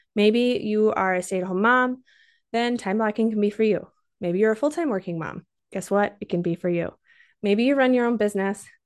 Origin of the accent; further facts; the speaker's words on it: Minnesota, United States; I'm also from Minnesota, so every once in a while, if you hear that accent, you know where it's coming from.